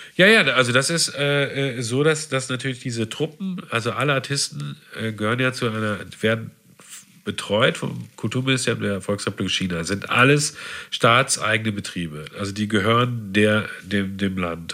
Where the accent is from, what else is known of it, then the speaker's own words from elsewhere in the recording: Havixbeck, North Rhine-Westphalia, Germany; also born or lived in Münster; natürlich habe ich nicht Havixbeck gesagt